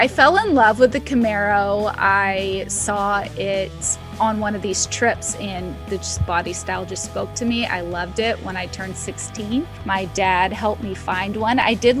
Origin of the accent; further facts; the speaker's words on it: Arkansas, United States; I grew up in Arkansas